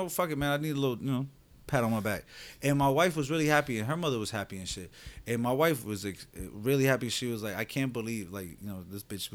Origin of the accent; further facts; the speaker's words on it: Orlando, Florida, United States; I'm from Sky Lake South